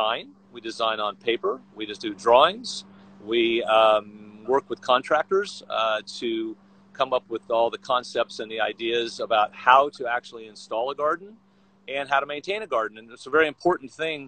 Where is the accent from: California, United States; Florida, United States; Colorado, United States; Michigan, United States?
Florida, United States; Vero Beach; moved away as an adult; now in Los Angeles, United States; Born and raised in Florida, sort of the Palm Beach area, a little town called Vero Beach